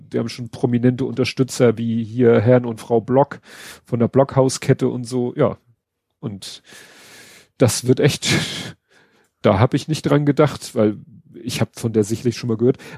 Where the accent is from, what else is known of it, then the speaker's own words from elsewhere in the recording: Hamburg, Germany; Und von dem habe ich selbst als Hamburger nie was gehört